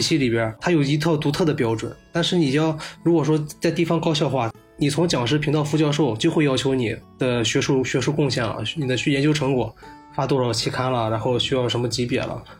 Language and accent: Chinese; Shandong, China; moved away; 我是山东人， 然后今年二十七岁